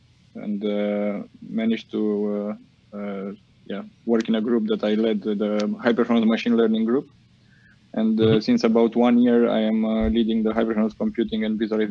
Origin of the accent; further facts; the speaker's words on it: Romania; moved away as an adult; now in Netherlands; I am originally from Romania